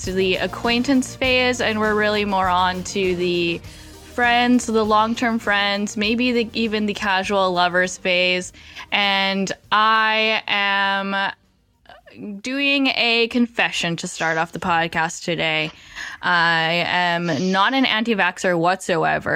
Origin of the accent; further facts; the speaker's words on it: Vancouver, British Columbia, Canada; I'm from Vancouver